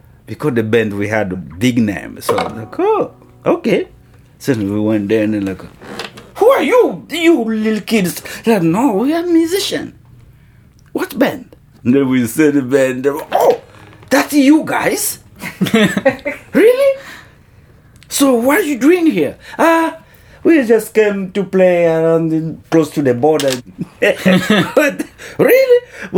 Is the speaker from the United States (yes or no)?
no; Kinshasa, DR Congo; We came from Kinshasa, and there was several bands from the Congo who was in Nairobi already.